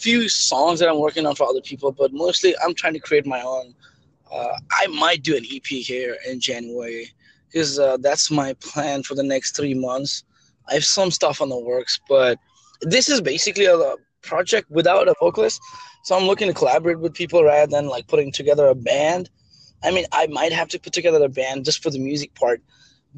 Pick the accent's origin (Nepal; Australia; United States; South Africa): Nepal; moved away; I'm from Nepal originally